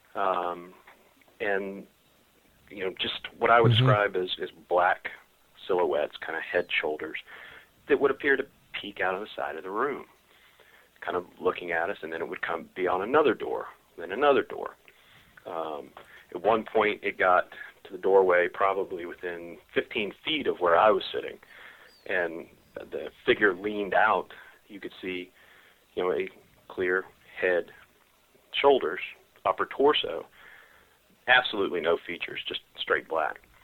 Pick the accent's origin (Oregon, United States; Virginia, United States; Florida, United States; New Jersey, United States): Virginia, United States; Richmond; I, um, was born and raised in Richmond